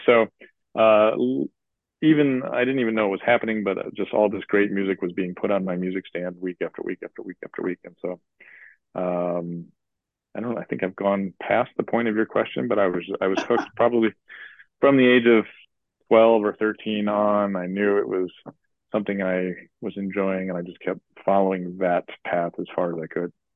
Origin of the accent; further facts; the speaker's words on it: Chicago, Illinois, United States; I grew up in Chicago